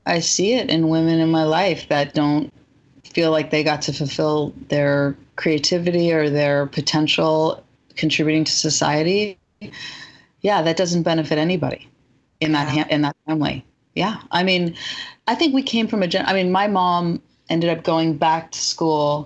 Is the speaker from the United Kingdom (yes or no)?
no; Marin County, California, United States; I'm from Marin County